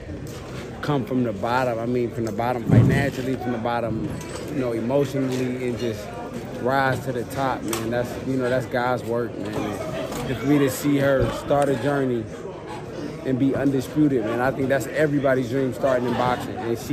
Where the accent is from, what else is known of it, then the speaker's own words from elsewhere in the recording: Detroit, Michigan, United States; I'm from Detroit